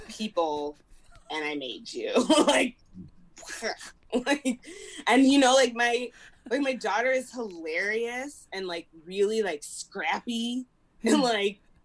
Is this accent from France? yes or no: no; Springfield, Midwest, United States; moved away; growing up in Springfield, I just felt bigger than Springfield.